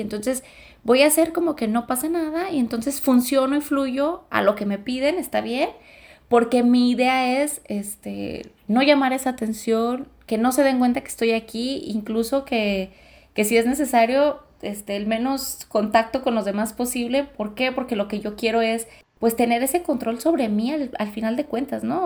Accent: Los Altos, Mexico; nacer en una familia de güeros sí es como complicado en la región de los altos

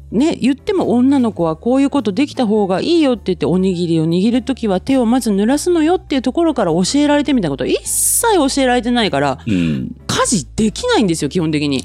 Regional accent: Kyushu, Japan; 私も言っても九州で生まれ育って九州にいます

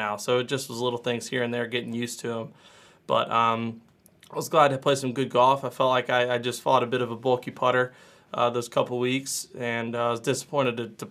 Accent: Louisville, Kentucky, United States; growing up in Louisville

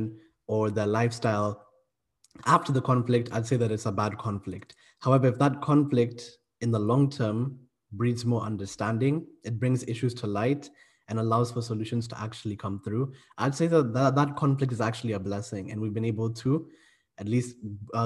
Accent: Kenya; also born or lived in South Africa; now in United Kingdom; I'm from Kenya, but I've also lived in South Africa, and I'm currently living in the UK

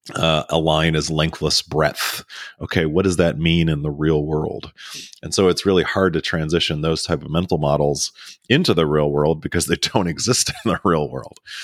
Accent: Maryland near Baltimore, United States; now in Texas, United States; I grew up in Maryland near Baltimore

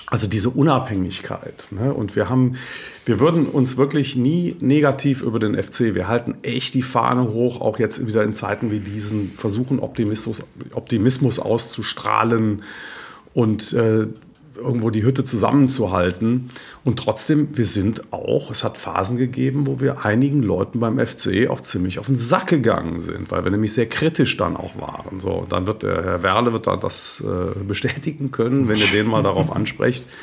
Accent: Cologne, North Rhine-Westphalia, Germany; Wie peinlich als Kölner mache ich doch nicht Sandhausen fertig.

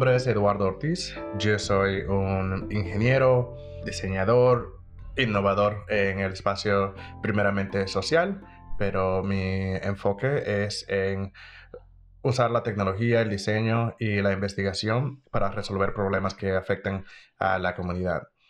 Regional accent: Dominican Republic; moved away as an adult; now in United States; Soy dominicano, de la República Dominicana

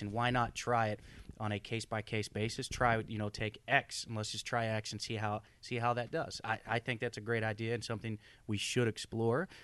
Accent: Oklahoma, United States; moved away as an adult; I grew up in Oklahoma, born and raised.

